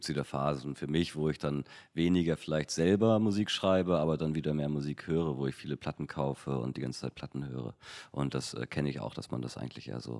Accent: Hamburg, Germany; weil damals war ich irgendwie 16, 17 in Hamburg. Als Hamburger kam dann irgendwann ähm, Absolute Giganten raus

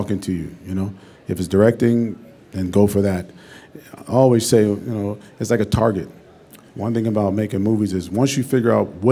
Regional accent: Pittsburgh, Pennsylvania, United States; moved away; also born or lived in West Virginia / New York; I went to school in West Virginia. I'm from Pittsburgh, Pennsylvania. I moved to New York

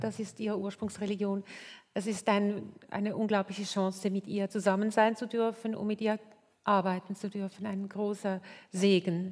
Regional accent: Switzerland; Bei uns in der Schweiz

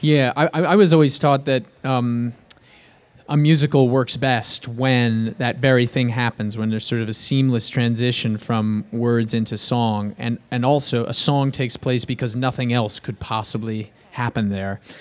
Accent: Bay Area, California, United States; I grew up in, I grew up in the Bay Area

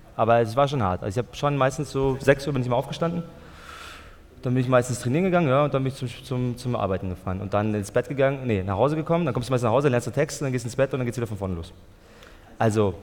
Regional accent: Germany; meine Mutter ist aus Österreich und mein Vater aus äh, Tunesien. Aber ich bin in Deutschland geboren und so, also ich spreche auch Deutsch

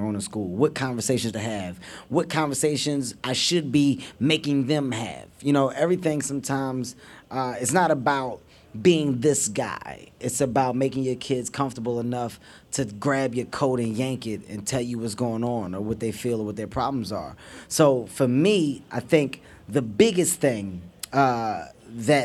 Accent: Philadelphia, Pennsylvania, United States; I'm a city guy. I grew up in North Philadelphia.

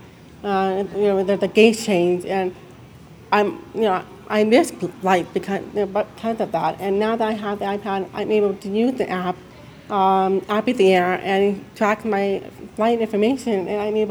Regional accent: California, United States; now in Idaho, United States; I'm originally from California, but I moved to Idaho, to be, with my family. And, I'm based from Idaho

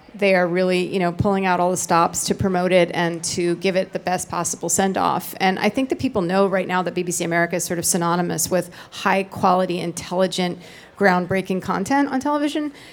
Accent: Tenafly, New Jersey, United States; also born or lived in Manhattan, New York; We grew up in Tenafly, New Jersey

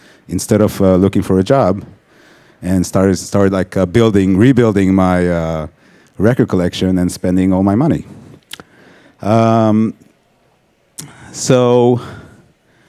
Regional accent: Israel; moved away as an adult; also born or lived in Tel Aviv; now in New York, United States; I grew up in Israel, worked in Tel Aviv as a photographer, and then moved to New York in 2008

